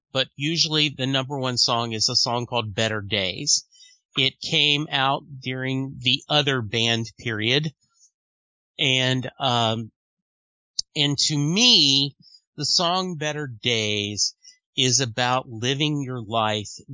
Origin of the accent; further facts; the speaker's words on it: Louisiana, United States; I grew up in Louisiana